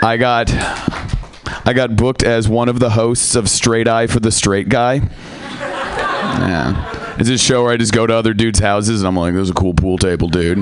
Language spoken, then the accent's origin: English; Seattle, Washington, United States; I am from Seattle